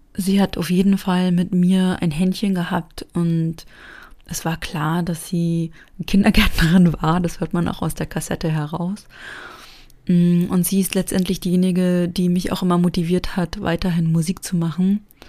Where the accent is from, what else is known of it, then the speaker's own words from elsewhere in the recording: East Germany, Germany; wir als Personen aus dem Osten